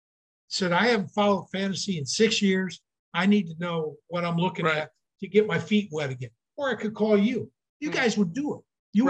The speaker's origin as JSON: {"language": "English", "region": "Michigan", "country": "United States", "tie": "born or raised there", "also_born_or_lived": "Mason City, Iowa / Charles City, Iowa / West Virginia", "said": "I grew up in Michigan"}